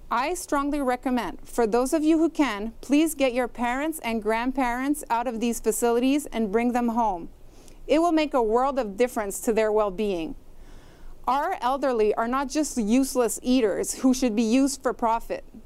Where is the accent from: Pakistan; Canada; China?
Canada; as Canadian citizens